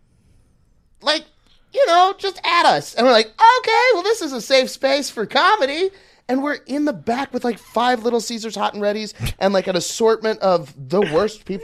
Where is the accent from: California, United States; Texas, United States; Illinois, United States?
Texas, United States; Southlake; now in Austin, United States; I'm from Southlake